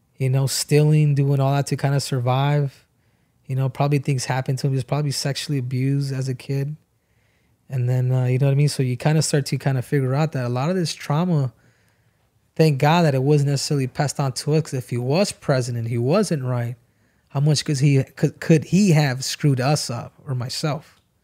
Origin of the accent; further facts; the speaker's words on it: United States; I'm Mexican descent, but I'm an American